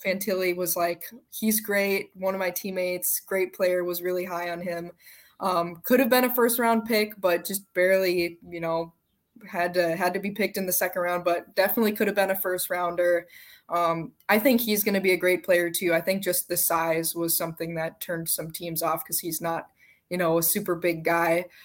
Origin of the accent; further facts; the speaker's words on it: Minnesota, United States; I'm from Minnesota